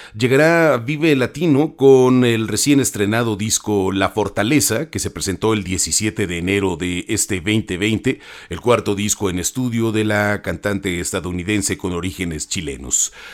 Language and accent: Spanish; Mexico